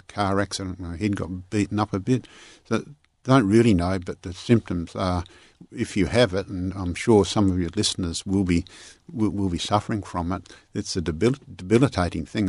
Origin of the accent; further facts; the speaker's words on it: Parkerville, Western Australia, Australia; the way I grew up in Parkaville